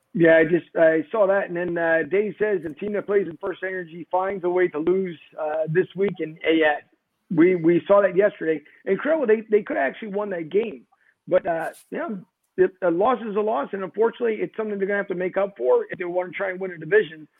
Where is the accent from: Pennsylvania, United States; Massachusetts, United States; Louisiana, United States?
Pennsylvania, United States; Philadelphia; now in Florida, United States; Philly's with me no matter where I go